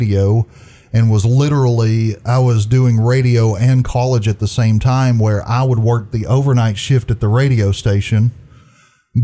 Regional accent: Trenton, Georgia, United States; Born and raised in Trenton

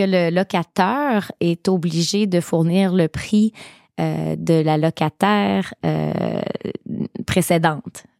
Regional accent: Gaspésie, Quebec, Canada; chez nous en Gaspésie

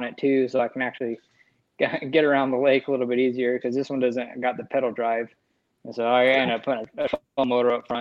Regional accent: Hooper, Utah, United States; I'm from Hooper, Utah. Down here in northern Utah, a part of the state

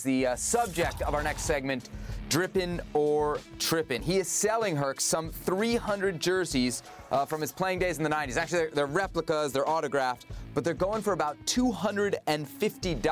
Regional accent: United States; I was a young kid growing up in the States

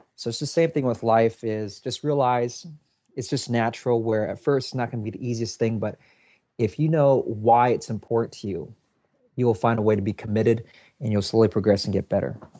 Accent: Seattle, Washington, United States; I'm from Seattle, Washington

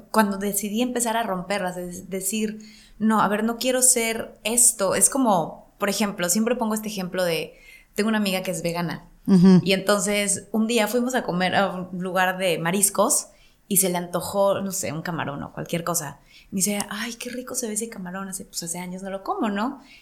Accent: Mexico; como actriz o como mujer o como mexicana en la cultura que crecí, como más a la antigüita

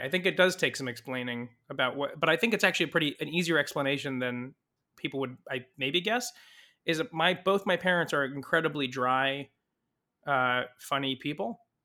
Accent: Saratoga, California, United States; also born or lived in Mountain View, California; I was raised in Saratoga, California, which is near San Jose

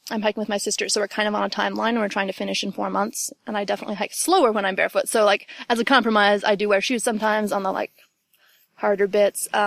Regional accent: Ohio, United States; also born or lived in West Virginia; I'm from, I like to say West Virginia, but I grew up in Ohio. I'm from all over, I guess.

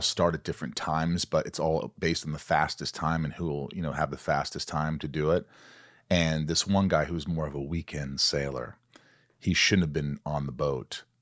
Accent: southern Indiana, United States; moved away; also born or lived in New York; I was born in New York, grew up in Indiana, southern Indiana

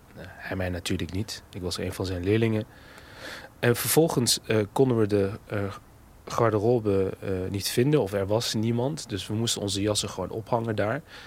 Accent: Netherlands; in die wijk waar ik opgroeide

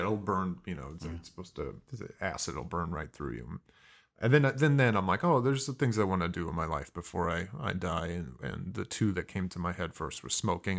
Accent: Mishawaka, Indiana, United States; born or raised there; moved away; also born or lived in Fontana, California / San Diego, California

